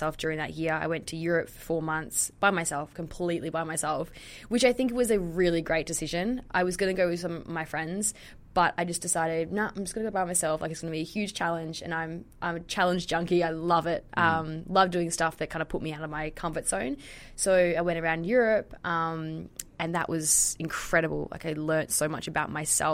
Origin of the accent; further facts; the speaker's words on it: Tasmania, Australia; So I grew up in Tassie